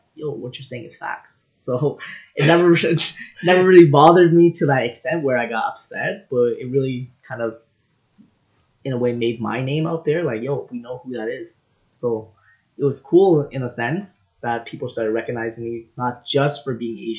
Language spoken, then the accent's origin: English; Toronto, Ontario, Canada; I'm originally from Rexdale, Toronto, Ontario